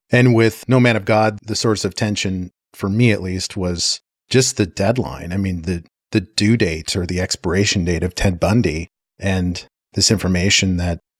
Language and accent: English; Santa Fe, New Mexico, United States; also born or lived in England; And then growing up in Santa Fe, I mean, you can't get any more artsy than Santa